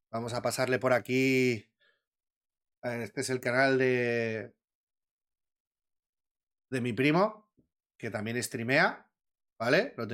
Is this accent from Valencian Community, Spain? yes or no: yes; Valencian Community, Spain; valenciano también, coño. Estoy hablando con todos valencianos. Sabemos que somos de mecha corta